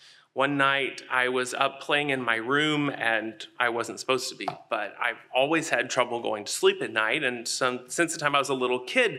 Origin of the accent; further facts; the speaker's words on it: Texarkana, Texas, United States; born there; I was born in Texarkana, Texas, on the Texas side. I've always been very braggadocious about that.